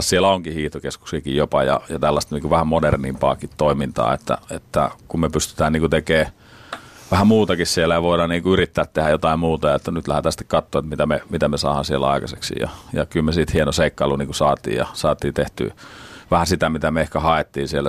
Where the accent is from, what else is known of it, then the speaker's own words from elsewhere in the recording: Finland; me ollaan Suomesta